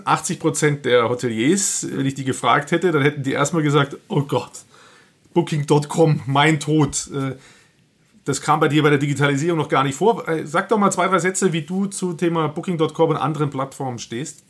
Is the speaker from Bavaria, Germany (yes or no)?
yes; Nuremberg, Bavaria, Germany; ich komme aus Nürnberg